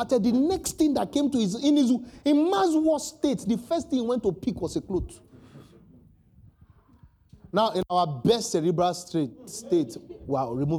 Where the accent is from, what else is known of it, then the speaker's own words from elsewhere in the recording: Lagos, Nigeria; also born or lived in Maroko, Lagos / Ogba, Lagos; I'm from Oluwole, I'm an Oluwole boy